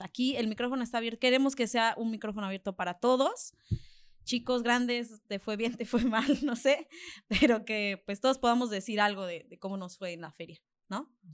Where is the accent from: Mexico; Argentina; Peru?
Mexico; soy mexicana